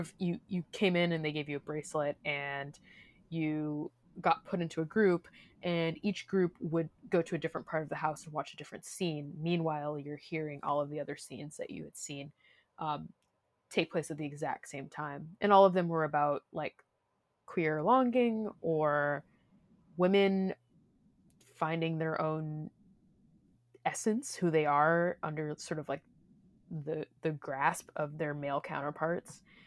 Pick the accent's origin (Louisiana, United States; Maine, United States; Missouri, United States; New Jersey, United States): Missouri, United States; I come from Missouri